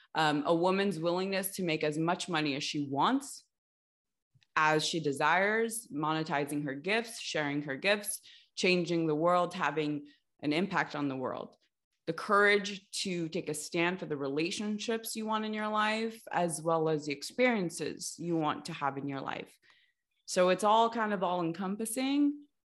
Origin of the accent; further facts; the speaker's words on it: Los Angeles, California, United States; Grew up in LA.